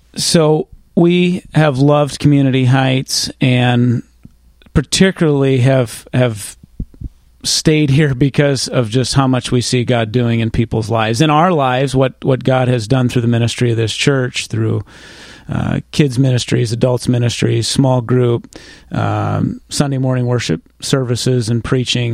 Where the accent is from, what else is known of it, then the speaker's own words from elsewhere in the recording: Northwest Iowa, United States; also born or lived in Orange City, Iowa; now in Newton, United States; I moved to Newton from Northwest Iowa, went to school in Orange City, where you came from, Pastor Jeff, and was from Northwest Iowa